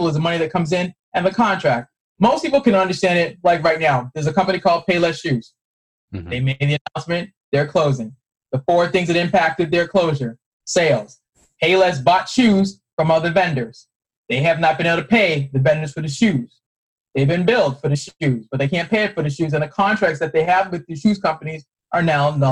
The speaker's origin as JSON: {"language": "English", "town": "Boston", "region": "Massachusetts", "country": "United States", "moved": "yes", "said": "I'm originally from Boston"}